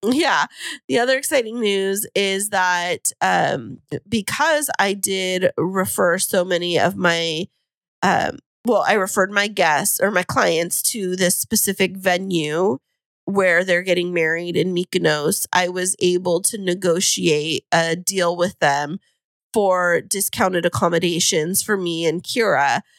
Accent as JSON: {"language": "English", "town": "Fresno", "region": "California", "country": "United States", "moved": "yes", "lives_now": "San Diego, United States", "said": "I'm a transplant from Central California."}